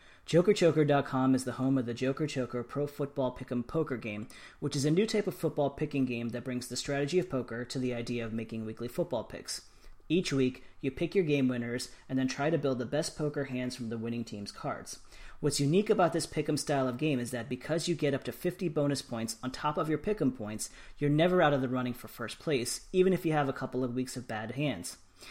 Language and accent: English; Washington, District of Columbia, United States; I thought we'd start off, unfortunately, on the topic of playoffs with my hometown Washington Capitals